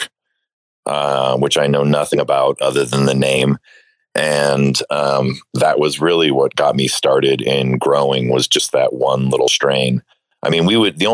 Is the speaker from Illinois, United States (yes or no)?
yes; Chicago, Illinois, United States; I grew up in Chicago